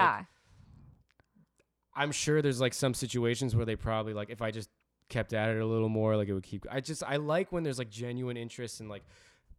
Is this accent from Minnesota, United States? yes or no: no; New Jersey, United States; I always say I'm from Jersey, even when someone from New York asks.